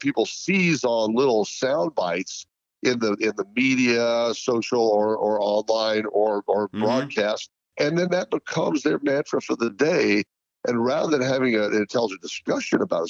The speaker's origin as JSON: {"language": "English", "country": "United States", "said": "the individual American"}